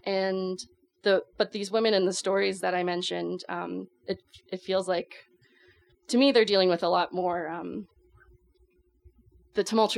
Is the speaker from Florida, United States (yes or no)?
yes; Florida, United States; Disclosure, I am from Florida.